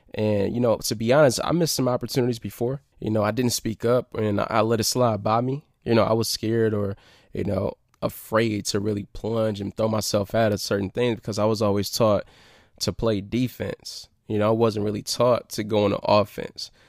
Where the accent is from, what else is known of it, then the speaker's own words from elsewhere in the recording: Detroit, Michigan, United States; I came from Detroit